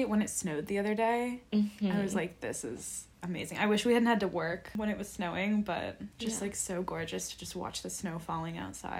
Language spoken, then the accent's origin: English; Southern California, United States; now in Boston, United States; growing up in Southern California